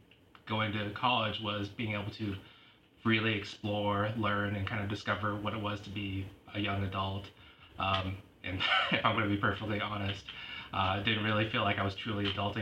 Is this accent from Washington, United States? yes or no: yes; Lacey, Washington, United States; also born or lived in Tacoma, Washington / Seattle, Washington; I was born in Tacoma and lived kind of in the hilltop area. Went to elementary school there. Moved to the Lacey, Olympia area.